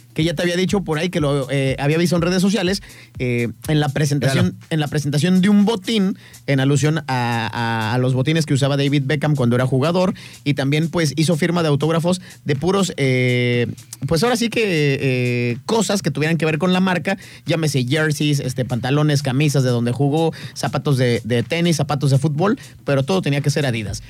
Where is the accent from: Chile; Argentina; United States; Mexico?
Mexico; como somos mexicanos